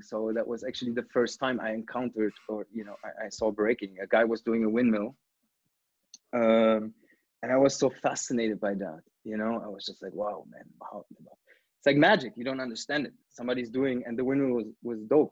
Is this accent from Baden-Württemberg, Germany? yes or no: no; Brandenburg an der Havel, Brandenburg, Germany; moved away as an adult; now in Canada; I grew up in a, in a small town which is outside of Berlin called Brandenburg